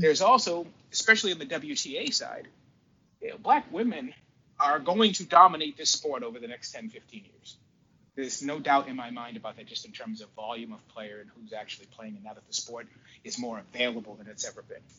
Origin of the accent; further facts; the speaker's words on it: Cape Cod, Massachusetts, United States; also born or lived in Boston; If you grow up the way I grew up down like in Cape Cod when we left Boston, we moved down to the Cape